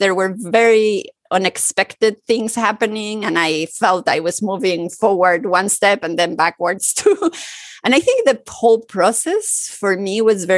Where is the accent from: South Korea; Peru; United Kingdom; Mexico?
Mexico; Mexico City; moved away as an adult; also born or lived in New York; now in Paris, France; I was born and grew up in Mexico City and in a multicultural family